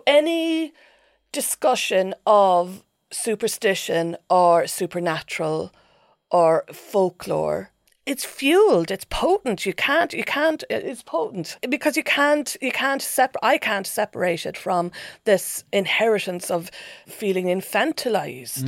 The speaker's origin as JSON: {"language": "English", "country": "Ireland", "tie": "born or raised there", "said": "growing up in Ireland in the eighties"}